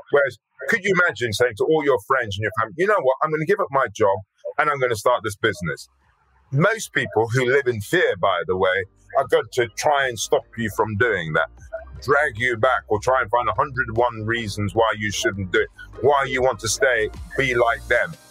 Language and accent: English; Birmingham, West Midlands, United Kingdom; accent: Brummie; being brought up in Birmingham, I knew that if I didn't do something about my accent going around like a Brummie, that would sort of be that would get in, in, in the way. So I deliberately, deliberately changed my accent.